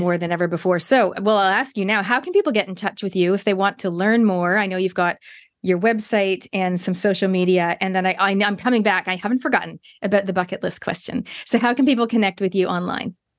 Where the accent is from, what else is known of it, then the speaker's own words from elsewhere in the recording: Toronto, Ontario, Canada; now in New Zealand; I grew up in Canada